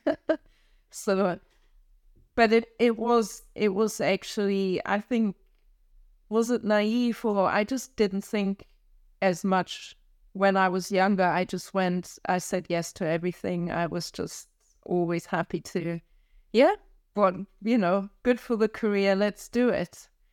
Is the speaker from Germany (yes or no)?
yes; Kiel, Schleswig-Holstein, Germany; English is a second language; moved away as an adult; also born or lived in Frankfurt, Germany; now in London, United Kingdom; I grew up in, close to Kiel, which is, um, um, just an hour south of the Danish border